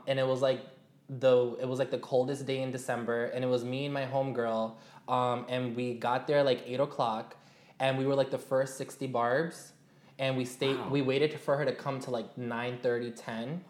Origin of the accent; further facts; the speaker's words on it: New York City, New York, United States; my hometown. I'm from Jamaica, Queens